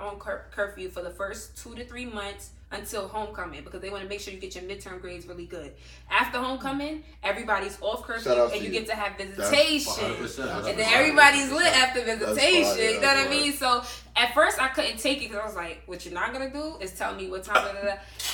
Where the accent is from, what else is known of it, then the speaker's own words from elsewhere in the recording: New York, United States; I'm from New York